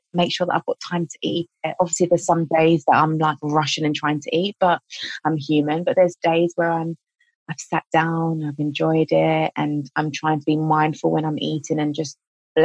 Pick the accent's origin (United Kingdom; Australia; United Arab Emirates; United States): United Kingdom; London; I'm from London